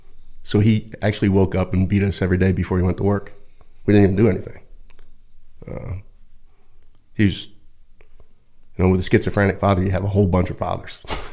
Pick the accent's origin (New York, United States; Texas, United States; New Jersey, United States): New Jersey, United States; Point Pleasant; also born or lived in Pennsylvania / Virginia Beach; I was born in Point Pleasant, New Jersey.